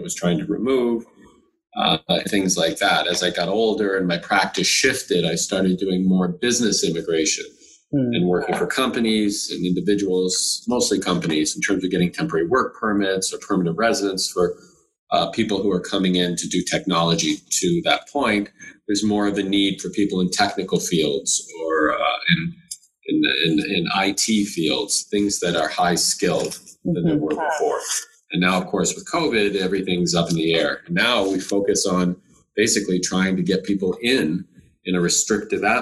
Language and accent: English; Windsor, Ontario, Canada; moved away as an adult; now in Toronto, Canada; I came from Windsor